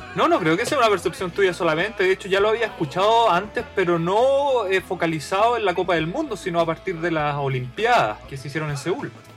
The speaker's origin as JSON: {"language": "Spanish", "country": "Chile", "moved": "as an adult", "lives_now": "Japan", "said": "yo cuando regreso a Chile por el hecho de llevar ya casi ocho años acá en Japón, tengo una perspectiva y entiendo mucho mejor cómo somos los chilenos"}